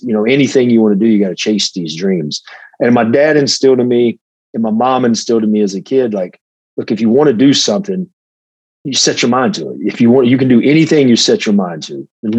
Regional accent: Hickory, North Carolina, United States; moved away as an adult; also born or lived in Atlanta, Georgia; I started training at a local guy in Hickory, North Carolina, where I'm from

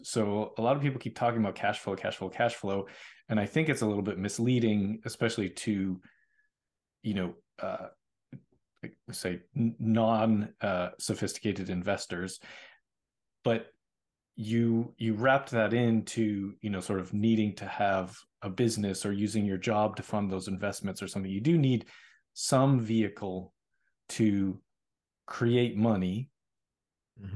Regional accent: Boston, Massachusetts, United States; moved away; I'm from Boston

